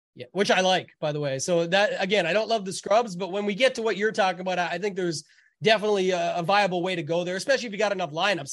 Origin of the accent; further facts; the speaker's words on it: Canada; being Canadian